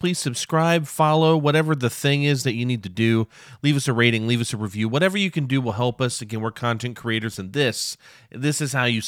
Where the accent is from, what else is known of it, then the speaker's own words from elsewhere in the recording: Muncie, Indiana, United States; the music community where I grew up in Muncie, Indiana